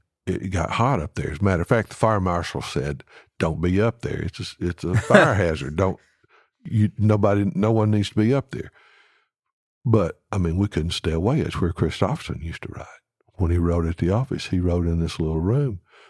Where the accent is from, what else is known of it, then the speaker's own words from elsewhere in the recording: Alabama, United States; Alan's from Georgia, I'm from Alabama.